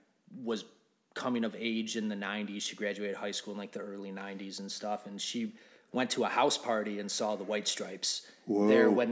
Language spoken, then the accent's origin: English; Rochester, Michigan, United States; So I grew up in like the suburbs of Detroit.